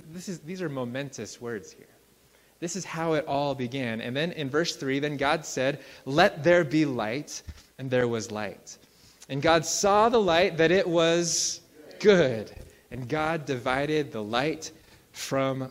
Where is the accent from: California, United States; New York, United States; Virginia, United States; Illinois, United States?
California, United States; Central Valley of; now in Colorado, United States; I grew up in the Central Valley of California